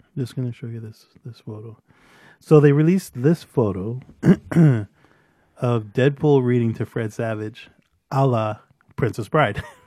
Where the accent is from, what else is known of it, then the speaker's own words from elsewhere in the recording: Brampton, Ontario, Canada; I won't specifically say I'm from Brampton. I tell them I'm from Toronto